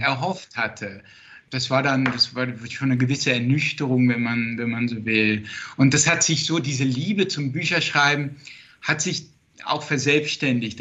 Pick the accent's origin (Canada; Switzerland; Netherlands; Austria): Netherlands; born or raised there; first language Dutch; German is a second language; moved away